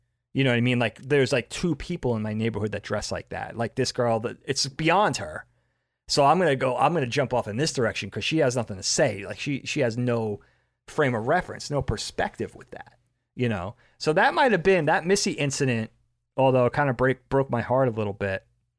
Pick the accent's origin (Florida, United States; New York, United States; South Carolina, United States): New York, United States; Long Island; moved away as an adult; also born or lived in Bellport, New York; I'm from Long Island.